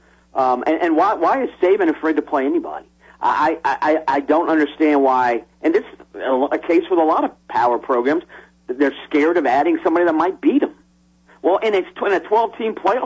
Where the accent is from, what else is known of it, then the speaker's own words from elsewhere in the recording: Southeast, United States; I grew up in the Southeast. I went to my first SEC game in 1969.